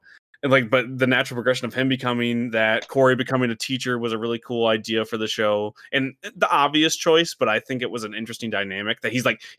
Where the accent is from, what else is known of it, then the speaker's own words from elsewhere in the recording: Midwest, United States; We grew up in the Midwest and like we don't relate to the city.